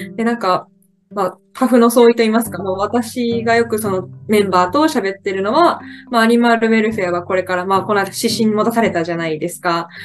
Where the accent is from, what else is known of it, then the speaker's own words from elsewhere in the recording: Kochi, Japan; 春から地元高知県に帰って